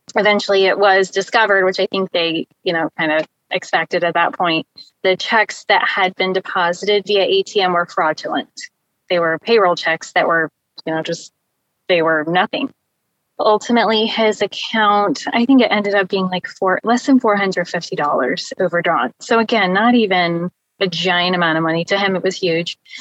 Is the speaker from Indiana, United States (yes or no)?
yes; Indianapolis, Indiana, United States; I'm from the Indianapolis area in Indiana.